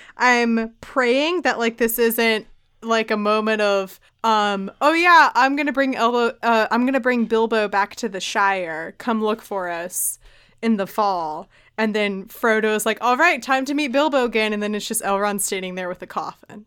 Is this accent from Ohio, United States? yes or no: no; Richmond, Virginia, United States; my hometown where I am now, Richmond, Virginia